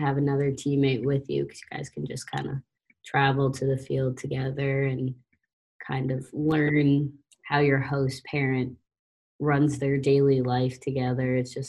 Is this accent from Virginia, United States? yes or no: no; Cape Cod, Massachusetts, United States; Like back on the Cape